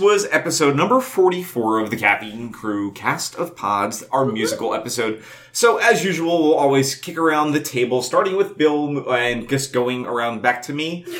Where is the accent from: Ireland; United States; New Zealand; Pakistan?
Ireland; but I'm Irish, so that is not a true statement.